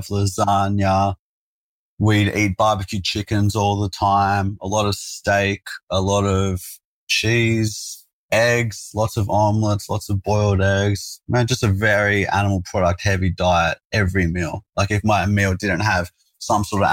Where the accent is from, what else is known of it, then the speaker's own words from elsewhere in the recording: Sydney, New South Wales, Australia; I grew up in South Sydney, man, a place called Engadine. So in the burbs.